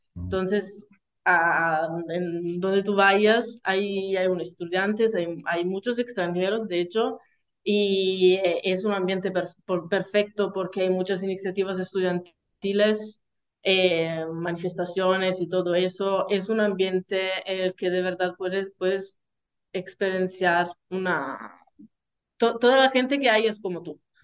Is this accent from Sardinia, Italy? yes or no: no; Salento, Apulia, Italy; Spanish is a second language; moved away as an adult; now in Bologna, Italy; soy del Salento